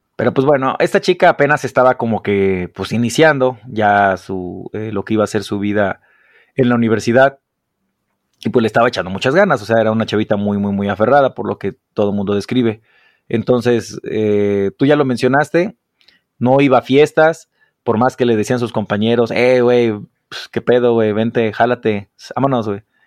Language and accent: Spanish; Mexico; los mexicanos cuando vamos